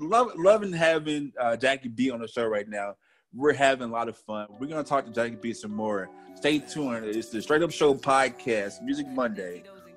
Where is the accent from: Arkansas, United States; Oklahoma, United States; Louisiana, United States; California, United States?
Louisiana, United States; Shreveport; I'm from Louisiana